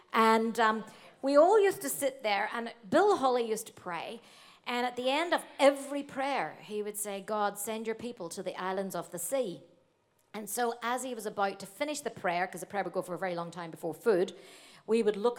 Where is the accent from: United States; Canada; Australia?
Australia; And I said, "Oh, I'm from Australia."